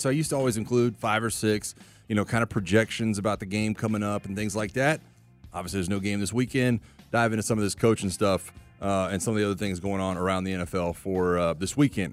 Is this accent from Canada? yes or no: no; Florida, United States; I grew up in Florida.